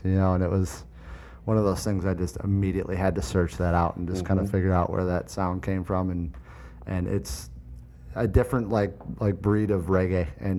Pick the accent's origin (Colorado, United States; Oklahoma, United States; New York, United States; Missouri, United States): New York, United States; Buffalo; We're from Buffalo.